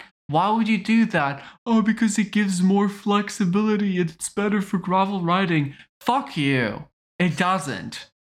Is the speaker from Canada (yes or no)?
yes; British Columbia, Canada; I'm Canadian, guys. Look at me.